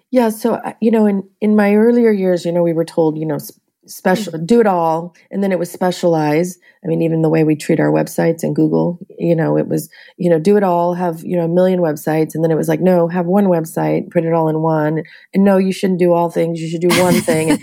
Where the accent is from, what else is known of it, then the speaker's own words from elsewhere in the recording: San Diego, California, United States; now in Long Beach, United States; I was born and raised in San Diego, California, and uh, came up here for college and I guess never left